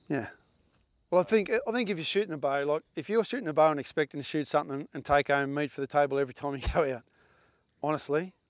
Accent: Australia; us as Australian hunters

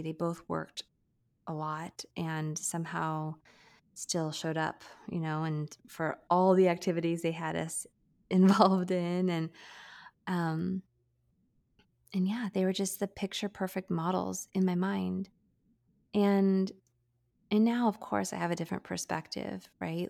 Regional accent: San Diego, California, United States; I'm born and raised in San Diego, California, and we live here now

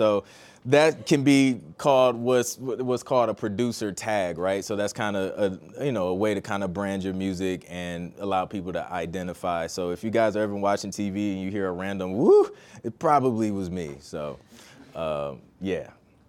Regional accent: Toledo, Ohio, United States; also born or lived in Columbus; I'm originally from Toledo, Ohio. And then I went to school at The Ohio State University, so I lived in Columbus for about 6 years.

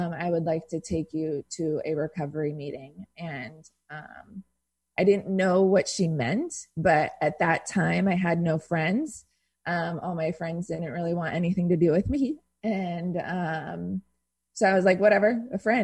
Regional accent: Irvine, California, United States; I grew up in Irvine.

